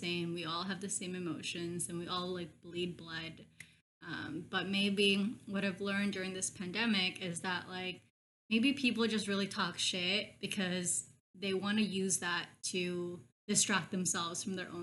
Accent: Burbank, California, United States; also born or lived in Philippines; I grew up in Burbank, besides the Philippines

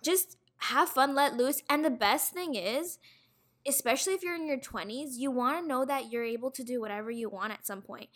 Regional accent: Toronto, Ontario, Canada; I'm from Toronto, west end of Toronto, and I'm currently working in retail.

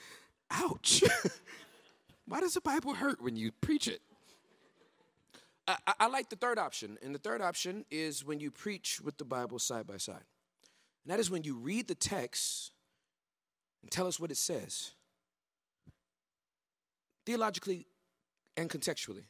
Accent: Southern California, United States; moved away as an adult; also born or lived in Dallas, Texas; I'm born and raised in Southern California, the hood

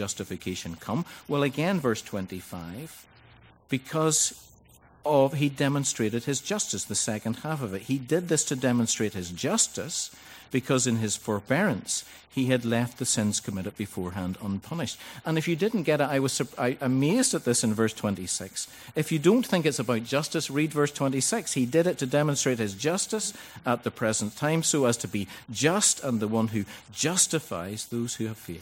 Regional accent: Ballycastle, Northern Ireland, United Kingdom; Ballycastle, which is my hometown in Northern Ireland.

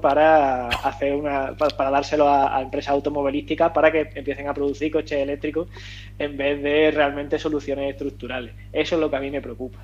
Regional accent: Andalusia, Spain; yo soy andaluz

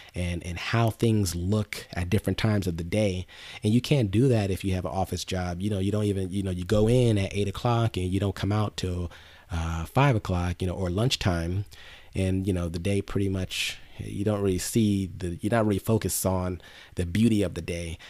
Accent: Inglewood, California, United States; also born or lived in Los Angeles / Long Beach; I grew up in Inglewood

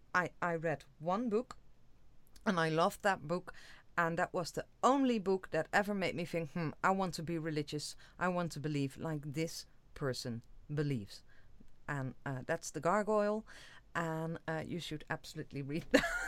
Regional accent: Netherlands; I'm from the Netherlands

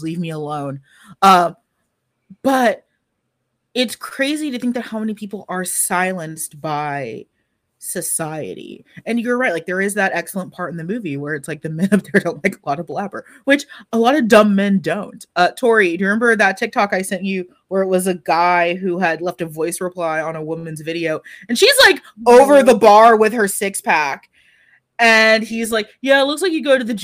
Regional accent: Texas, United States; I was black and from Texas.

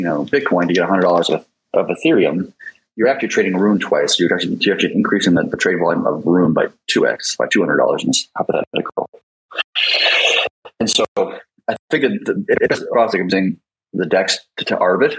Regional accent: United States; I'm American

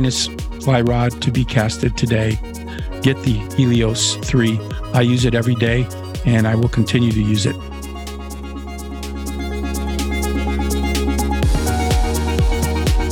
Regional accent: Niagara Frontier, New York, United States; since I was a little boy growing up in the Niagara Frontier

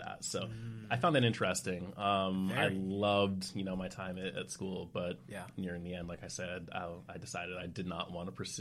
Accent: Maine, United States; also born or lived in Georgia; Grew up in a very small town in Maine

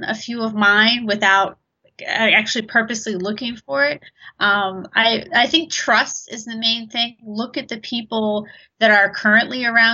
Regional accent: Baltimore, Maryland, United States; also born or lived in Abingdon; I'm a dancer from Baltimore, Maryland on the East Coast. I'm currently based out of Abingdon.

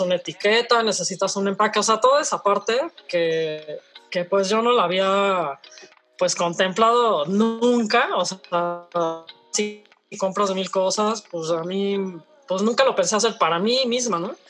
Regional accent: Mexico; como productores mexicanos

